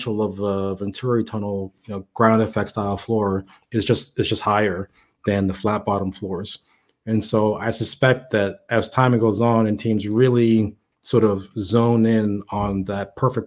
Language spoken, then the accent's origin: English; Miami, Florida, United States; I am from Miami.